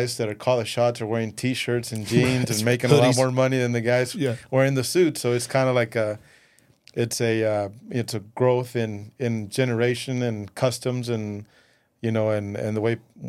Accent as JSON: {"language": "English", "country": "Mexico", "tie": "born or raised there", "said": "growing up in Mexico and seeing your grandparents watch all the telenovelas, and you watch all these great, cool buildings in Mexico City"}